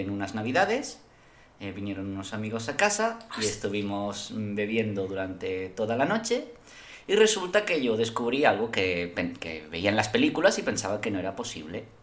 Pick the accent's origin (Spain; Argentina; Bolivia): Spain; Yo como español